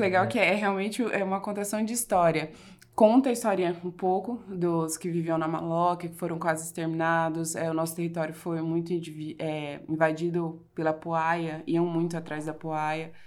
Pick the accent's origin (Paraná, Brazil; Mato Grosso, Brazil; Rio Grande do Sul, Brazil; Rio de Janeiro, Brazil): Mato Grosso, Brazil; Barra do Bugres; now in Cuiabá, Brazil; O posto Fraternidade foi onde eu fui criada ali, eu nasci